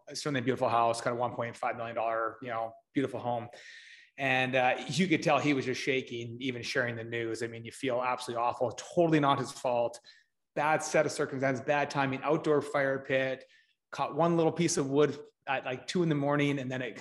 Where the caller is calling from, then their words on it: Edmonton, Alberta, Canada; Uh, Edmonton, Alberta, Canada, where I'm right now in our, our head office.